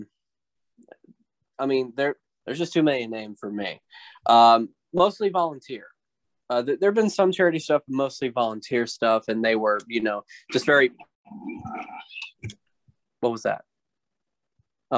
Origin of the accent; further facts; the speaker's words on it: Midland, Texas, United States; also born or lived in Dallas, Texas; I started in my hometown in Midland, Texas, and eventually, I went to, down here to Dallas later on